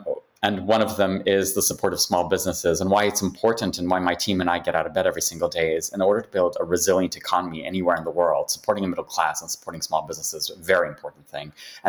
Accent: Ghana; also born or lived in United Kingdom; I'm Ghanaian, British Ghanaian. Moved back to Ghana about 10 years ago

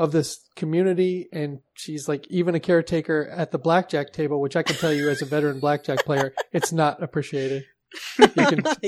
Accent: Seattle, Washington, United States; I was born in Seattle

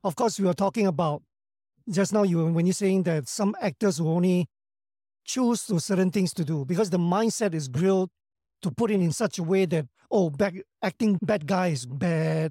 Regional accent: Singapore; I come from Singapore, not known to many

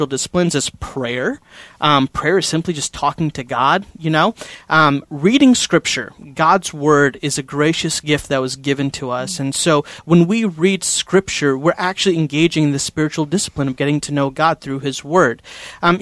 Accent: India; I'm Indian, like from India

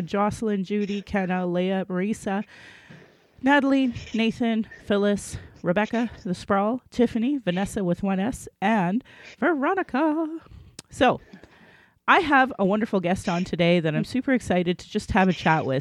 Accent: Calgary, Alberta, Canada; I was born in Calgary

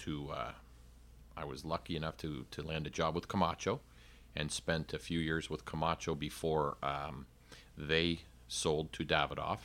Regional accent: Canada; moved away; I'm originally from Canada

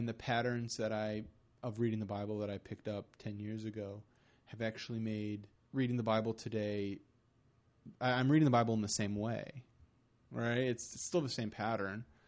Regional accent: Michigan, United States; now in Fort Wayne, United States; I live here in Fort Wayne, Indiana, but I'm from Michigan

